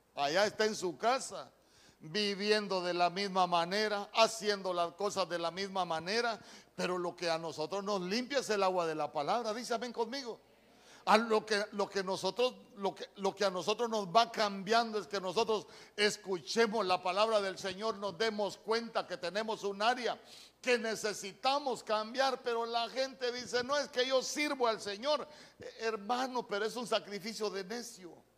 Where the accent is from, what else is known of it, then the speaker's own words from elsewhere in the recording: Choluteca, Honduras; aquí en mi pueblo